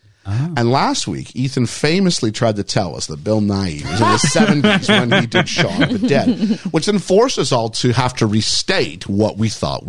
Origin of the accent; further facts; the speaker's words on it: Ontario, Canada; moved away; I'm from Ontario originally.